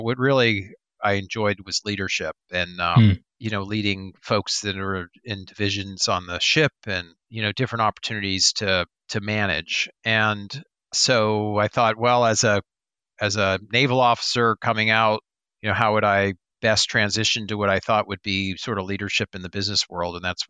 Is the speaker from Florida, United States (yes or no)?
yes; Florida, United States; I grew up in South Florida.